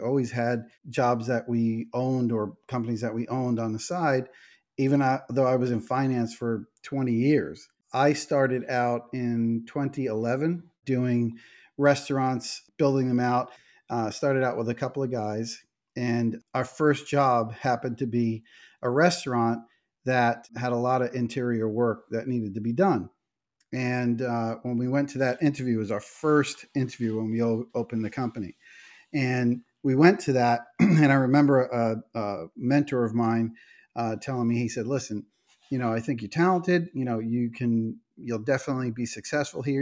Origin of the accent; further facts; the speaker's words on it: New York, United States; we're from New York